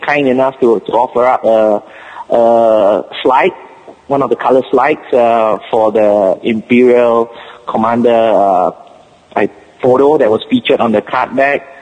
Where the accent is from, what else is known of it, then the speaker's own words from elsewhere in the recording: Singapore; accent: Singapore; first language English; my Singapore accent